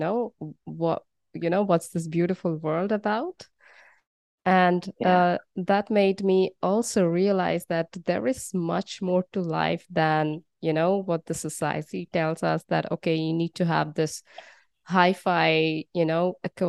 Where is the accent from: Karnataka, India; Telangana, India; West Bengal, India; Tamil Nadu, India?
West Bengal, India; moved away as an adult; now in Netherlands; born and brought up in India and in the east of India in Bengal, and now living in the Netherlands